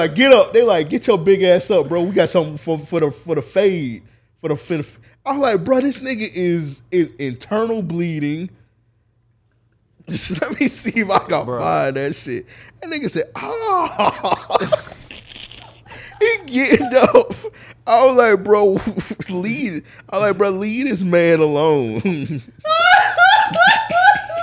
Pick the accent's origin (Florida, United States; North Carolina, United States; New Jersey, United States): Florida, United States; Jacksonville; I'm from Jacksonville, Florida.